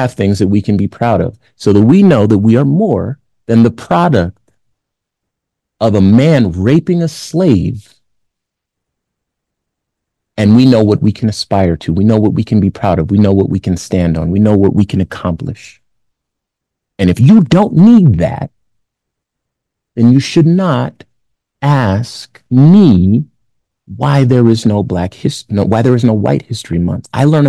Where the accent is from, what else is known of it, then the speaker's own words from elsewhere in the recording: Compton, California, United States; I look around my neighborhood. I'm from Compton, famously. Look around my neighborhood.